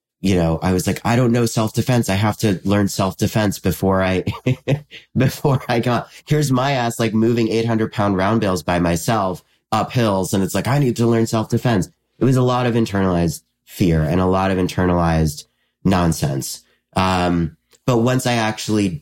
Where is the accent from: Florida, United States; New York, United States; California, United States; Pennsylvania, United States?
New York, United States; just south of Albany, upstate; I'm from around Albany. I'm from just south of Albany in upstate New York